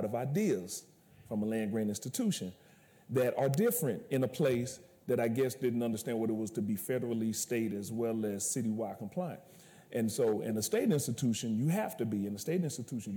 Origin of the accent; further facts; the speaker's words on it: Alabama, United States; moved away as an adult; I'm coming from Alabama. I called it the Dirty South